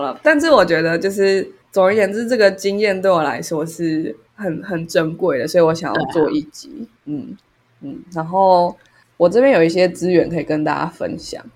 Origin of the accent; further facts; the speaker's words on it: Taiwan; 我们是台湾人